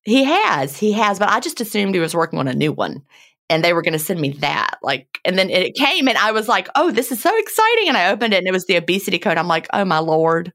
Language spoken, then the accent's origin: English; Virginia, United States; moved away; I grew up in Virginia